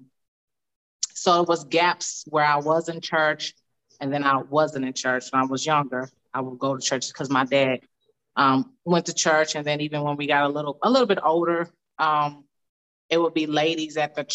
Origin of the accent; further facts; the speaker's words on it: Dallas, Texas, United States; moved away as an adult; also born or lived in Colorado; now in Houston, United States; I'm originally from Dallas. Well, I was born in Colorado, but I lived in Dallas about half of my life, I think, just about half, Dallas, Texas, and I currently live in Houston, Texas